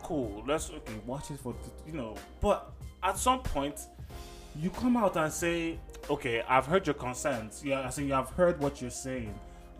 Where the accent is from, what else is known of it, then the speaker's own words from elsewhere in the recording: Nigeria; as a Nigerian, yeah, man, it ticked me off, man.